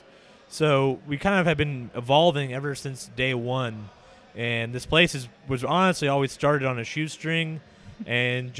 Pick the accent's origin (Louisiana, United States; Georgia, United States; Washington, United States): Washington, United States; Seattle; also born or lived in Marietta, Ohio; I was born and raised in Seattle